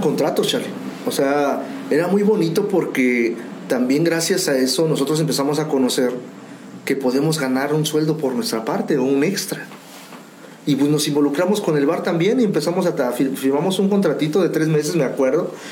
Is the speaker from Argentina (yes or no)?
no; Mexico; somos los, mexicanos